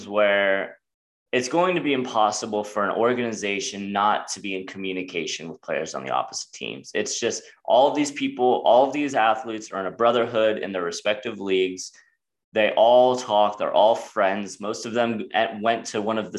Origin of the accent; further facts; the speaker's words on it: Florida, United States; move to my hometown state, and then win a Super Bowl in his home stadium in my hometown state